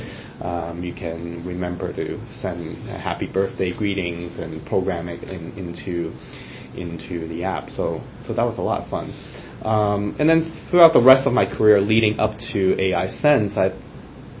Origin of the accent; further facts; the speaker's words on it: Hong Kong; now in United States; growing up in Hong Kong, where I was born